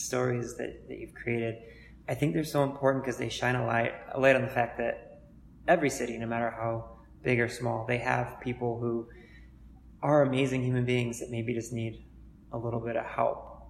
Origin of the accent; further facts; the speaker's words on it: Cleveland, Ohio, United States; I grew up in Cleveland as well. I'm a, I'm a you know native